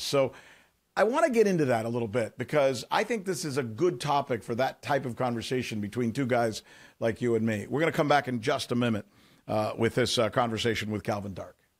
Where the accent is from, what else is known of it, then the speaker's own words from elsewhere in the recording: United States; I've always been so proud to be an American in that I've always felt that as an American, I lived in one of the few countries on earth